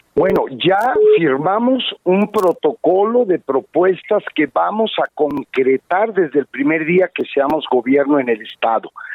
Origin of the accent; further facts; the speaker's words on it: San Luis Potosí, Mexico; los potosinos